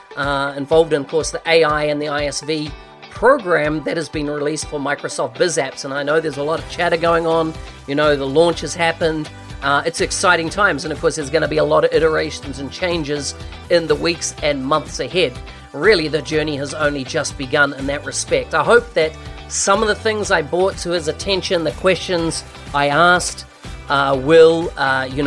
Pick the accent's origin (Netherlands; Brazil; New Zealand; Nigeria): New Zealand; New Zealand, which, of course, my home country, very proud